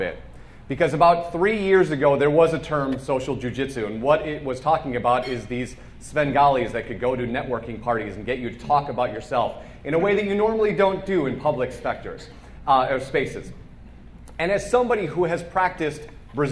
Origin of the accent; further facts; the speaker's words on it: Chicago, Illinois, United States; moved away; we're from Chicago